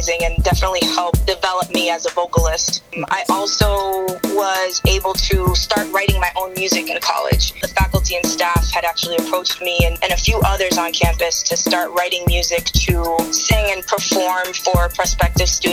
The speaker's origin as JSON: {"language": "English", "town": "Lowell", "region": "Massachusetts", "country": "United States", "tie": "born or raised there", "said": "I am from Lowell, Massachusetts. So big shout out to Mill City. I grew up there with both my parents and my older sister."}